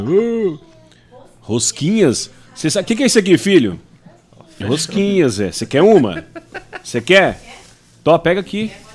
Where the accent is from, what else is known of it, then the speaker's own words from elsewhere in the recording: Ouroeste, São Paulo, Brazil; also born or lived in Goiás / Mato Grosso do Sul / Campo Grande; now in Rondonópolis, Brazil; de onde eu nasci, fui criado, Oroeste, que tem lá seus 8, 10 mil habitantes